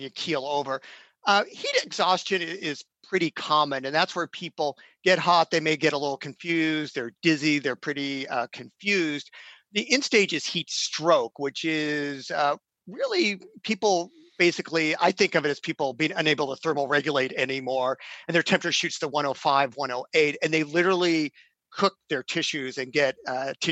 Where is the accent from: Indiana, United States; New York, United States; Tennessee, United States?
Indiana, United States; now in Oregon, United States; I grew up in Indiana, could go running in 90 degrees humid weather in the afternoon because I was acclimatized.